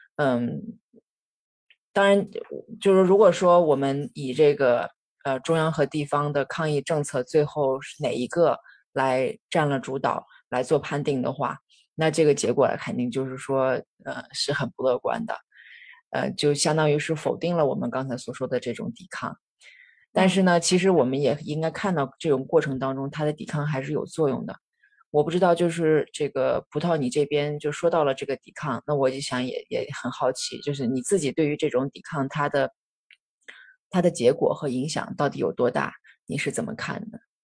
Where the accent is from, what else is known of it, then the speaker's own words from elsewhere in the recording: the Northwest, Northwest China, China; now in Shanghai, China; 我的家乡是在西北的，这样的二嗯。线城市